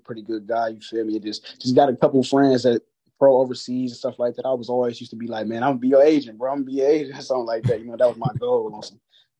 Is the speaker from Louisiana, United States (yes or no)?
no; Detroit, Michigan, United States; And I'm coming from Detroit, you know what I'm saying?